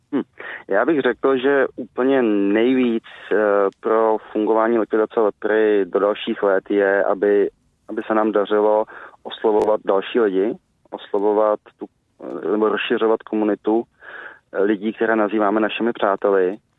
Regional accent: Czechia; jako Češi

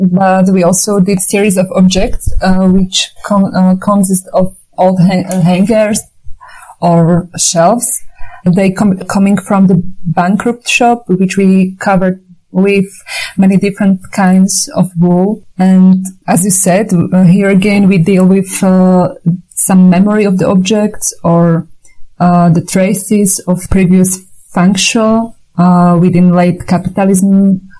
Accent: Slovakia; also born or lived in Czech Republic; now in Berlin, Germany; I'm from Slovakia

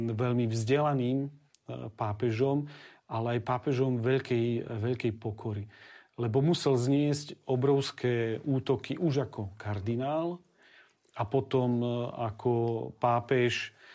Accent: Slovakia; also born or lived in Rome; doma na Slovensku

